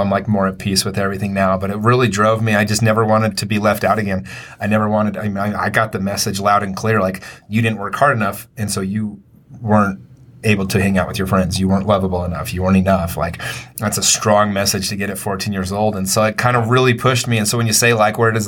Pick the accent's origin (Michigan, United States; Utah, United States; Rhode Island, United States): Utah, United States; Taylorsville; also born or lived in Murray, Utah; when I was 12, I moved from Taylorsville, which was like the top baseball place in Utah, to Murray